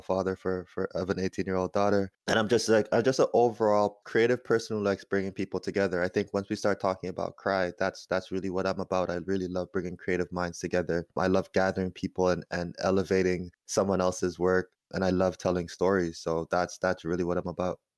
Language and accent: English; Toronto, Ontario, Canada; I am from Toronto, which is the real north